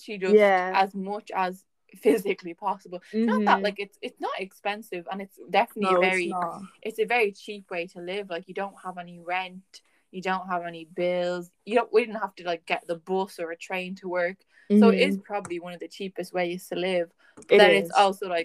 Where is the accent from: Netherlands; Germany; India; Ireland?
Ireland